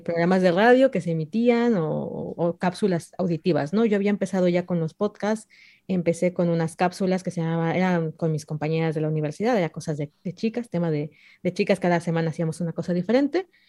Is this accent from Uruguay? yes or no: no; Mexico; yo soy mexicana